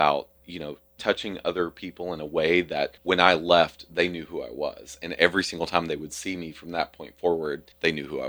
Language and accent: English; Kentucky, United States; everybody there was like, where are you from? And I'm like, Kentucky.